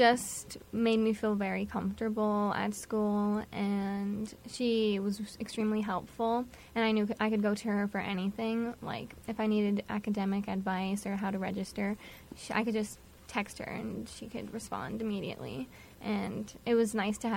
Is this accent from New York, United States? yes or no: yes; White Plains, New York, United States; I'm from White Plains, New York